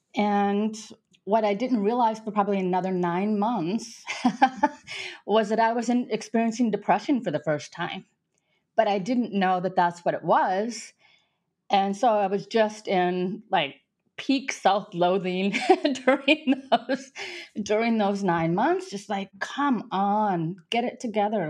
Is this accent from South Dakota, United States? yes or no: yes; South Dakota, United States; moved away as an adult; also born or lived in France; now in Nice, France; I grew up in South Dakota.